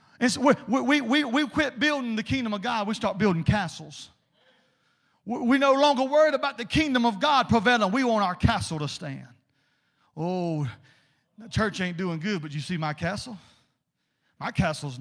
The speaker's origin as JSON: {"language": "English", "region": "South Georgia", "country": "United States", "accent": "South Georgia", "said": "in South Georgia terminology in my native tongue"}